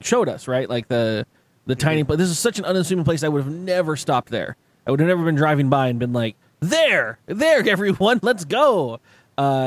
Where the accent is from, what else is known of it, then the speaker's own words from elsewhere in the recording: San Diego, California, United States; I'm from San Diego, it's California